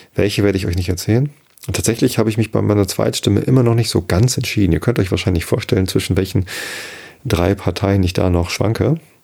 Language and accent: German; Germany; sollten wir stolz sein als Deutsche